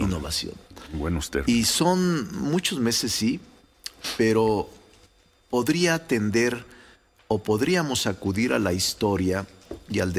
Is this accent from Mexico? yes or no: yes; Mexico; yo soy de los que piensa, Ciro, como muchos mexicanos y mexicanas, que en la política, como en cualquier área del conocimiento, no basta la capacidad y el talento